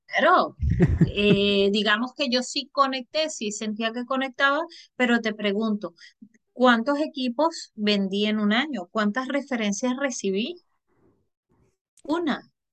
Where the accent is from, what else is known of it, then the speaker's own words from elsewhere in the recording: Venezuela; moved away as an adult; yo soy de Venezuela